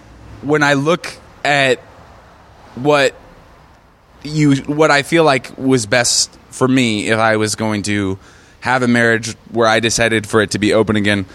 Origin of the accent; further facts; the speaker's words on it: Seattle, Washington, United States; moved away as an adult; also born or lived in New York; now in Los Angeles, United States; I come from Seattle.